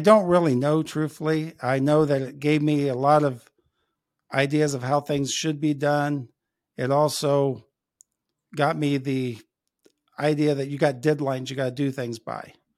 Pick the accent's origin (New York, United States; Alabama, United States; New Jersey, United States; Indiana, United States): Indiana, United States; Logansport; moved away as an adult; now in Elkhart, United States; I grew up in Logansport, which is about, uh, halfway between here in Elkhart and Indianapolis